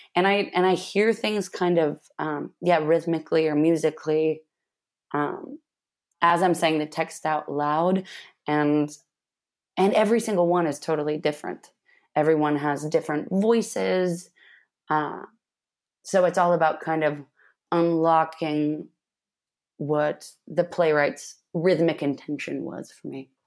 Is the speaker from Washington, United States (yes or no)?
yes; Manson, Washington, United States; I grew up in a tiny town called Manson, Washington, in the middle of, uh, rural Washington state